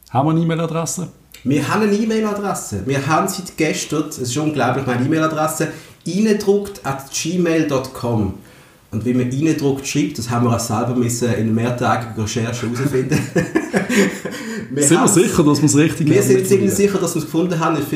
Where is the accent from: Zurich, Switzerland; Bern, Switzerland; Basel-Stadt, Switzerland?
Basel-Stadt, Switzerland; Basel; Ich bin 36. Ich bin Basler